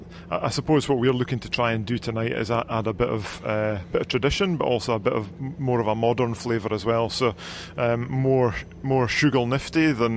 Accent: Scotland, United Kingdom; moved away as an adult; now in Dunedin, New Zealand

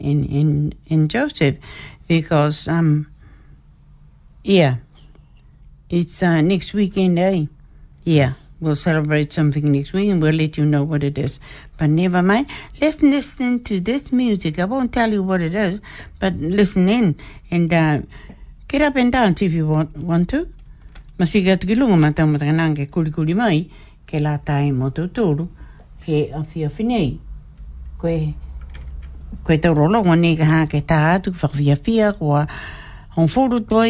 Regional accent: Niue

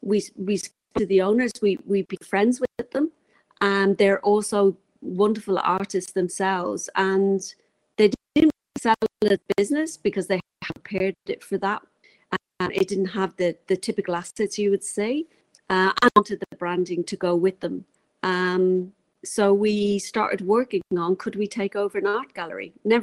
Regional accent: England, United Kingdom; now in New Zealand; Originally 15 years ago when I moved over from England, we bought a camper van and started traveling around, it took 4 months to do that.

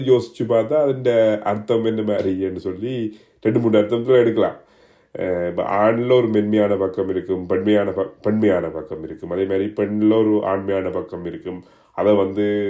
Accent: Jaffna, Northern Province, Sri Lanka; நான் யாழ்ப்பாணத்தை சேர்ந்தவன்

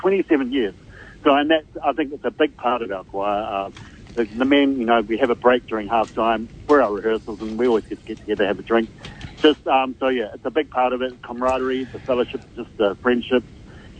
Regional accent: Ireland; now in New Zealand; I am Irish.

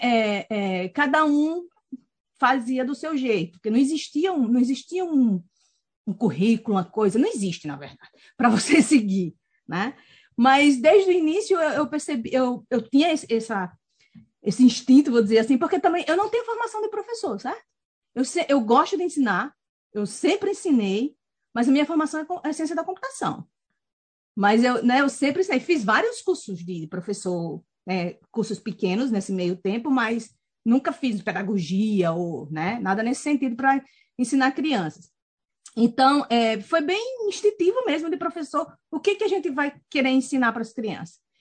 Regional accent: Maceió, Alagoas, Brazil; moved away as an adult; also born or lived in Angicos, Rio Grande do Norte / Natal, Rio Grande do Norte; now in New Zealand; É, nasci em Angicos, de, com sete anos fui para Maceió. Então, passei de sete a quinze anos em Maceió. E aí, voltamos para Natal

